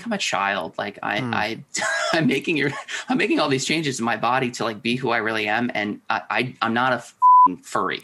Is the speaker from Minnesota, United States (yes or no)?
yes; Minneapolis, Minnesota, United States; growing up in the Twin Cities